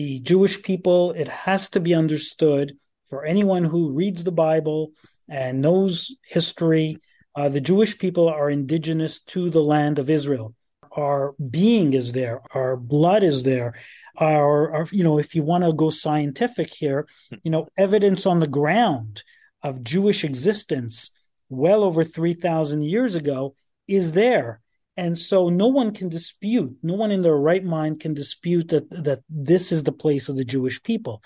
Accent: Canada; as Canadians

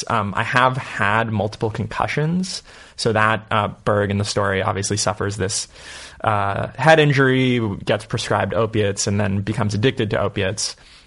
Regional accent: San Francisco, California, United States; moved away as an adult; also born or lived in Marin County, California; now in Las Vegas, United States; I grew up in San Francisco until I was about 10, and then we moved to Marin.

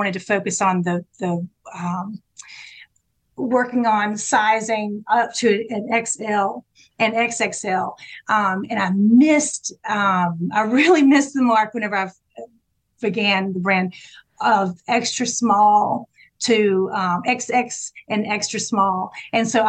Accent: South Georgia, United States; I grew up in South Georgia.

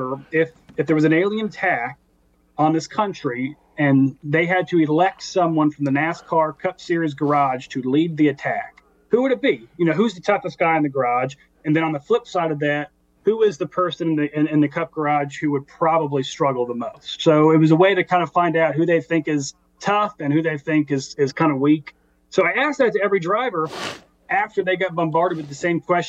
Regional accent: the South, United States; where I grew up in the South

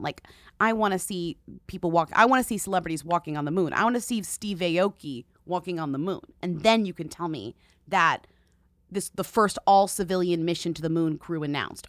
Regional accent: Japan; I am from Japan

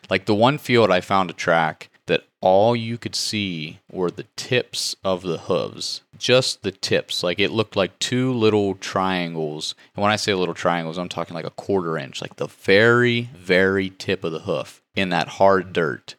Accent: West Virginia, United States; moved away as an adult; now in Missouri, United States; I come from West Virginia. We don't have ag

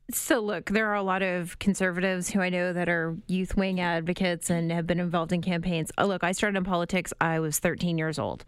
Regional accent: outside of Windsor, Ontario, Canada; I grew up outside of Windsor

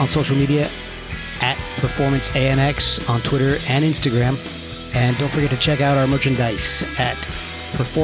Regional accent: New Jersey, United States; moved away as an adult; also born or lived in Rochester, New York; now in Winchester, Virginia, United States; I grew up actually in New Jersey

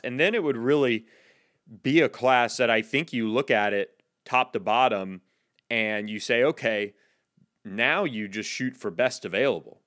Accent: Florida, United States; moved away; my home state of Florida

